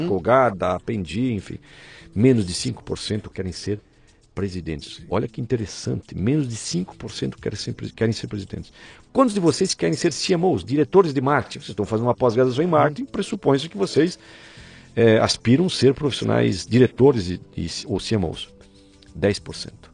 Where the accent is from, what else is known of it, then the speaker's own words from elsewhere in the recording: Rio dos Cedros, Santa Catarina, Brazil; moved away as an adult; also born or lived in Blumenau; now in São Paulo, Brazil; Eu sou catarinense, uhum. sou da pequena cidade de Rio dos Cedros, interior de Santa Catarina, próximo de Blumenau